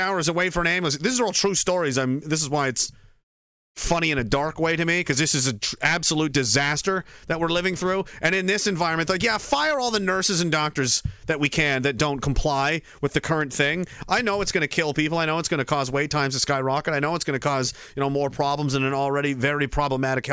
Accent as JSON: {"language": "English", "country": "Canada", "said": "I'm a Canadian and I, you know, a veteran."}